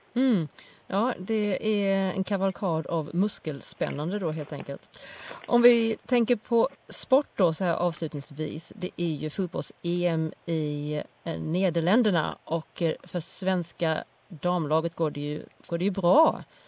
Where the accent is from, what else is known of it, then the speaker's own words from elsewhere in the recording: Sweden; moved away; hemma i Sverige